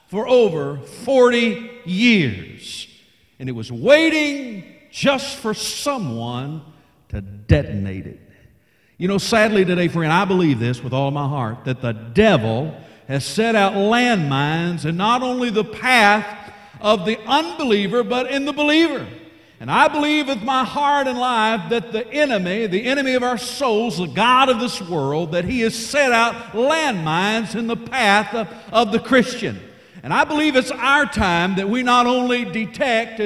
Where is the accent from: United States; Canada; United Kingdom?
United States; Arkansas; also born or lived in Texas; I'm from the great state of Arkansas